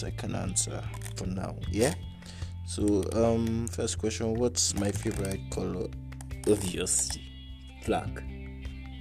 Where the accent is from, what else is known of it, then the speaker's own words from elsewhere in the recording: Jos, Plateau, Nigeria; also born or lived in Abuja; I am from Jos Plateau State, from Jos South. Precisely, I am Birom